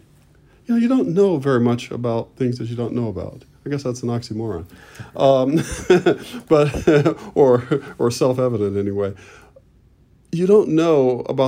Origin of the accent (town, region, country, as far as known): Detroit, Michigan, United States; born or raised there; moved away as an adult; also born or lived in Mississippi / Boston